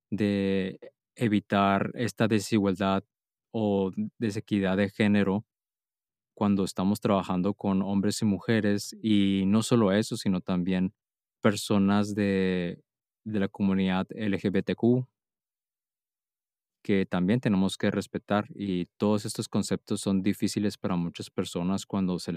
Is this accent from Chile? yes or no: no; Mexico; now in Germany; yo llegué a vivir a Alemania y llegué con muchos paradigmas de México